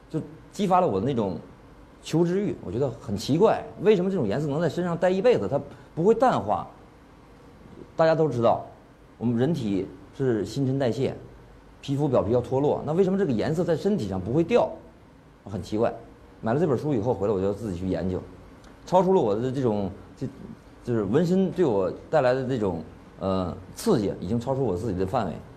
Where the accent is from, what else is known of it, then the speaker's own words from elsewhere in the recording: China; 我是中国人